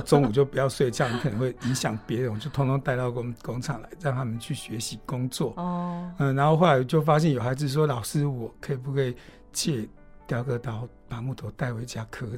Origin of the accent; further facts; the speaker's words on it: Hualien County, Taiwan; 你们的老师跟你们一样，从小在这里长大